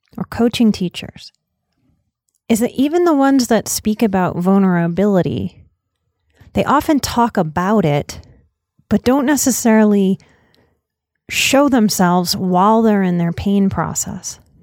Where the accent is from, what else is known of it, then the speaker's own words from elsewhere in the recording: United States; as an American society